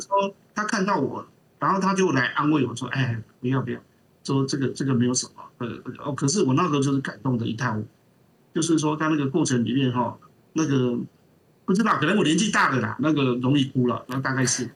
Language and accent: Chinese; Taiwan; 我们这边台湾多台风，多土石流